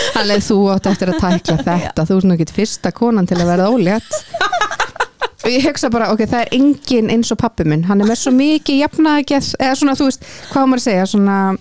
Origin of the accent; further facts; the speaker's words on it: Kópavogur, Capital Region, Iceland; ég er hvað 31 úr Kópaveinum